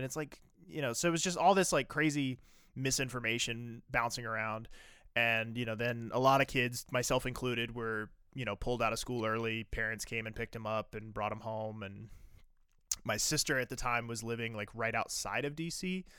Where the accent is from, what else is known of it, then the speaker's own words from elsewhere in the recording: East Coast, United States; I grew up on the East Coast. And so I grew up